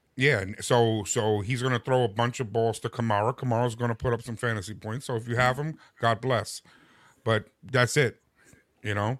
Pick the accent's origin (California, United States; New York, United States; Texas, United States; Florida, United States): New York, United States; I am from New York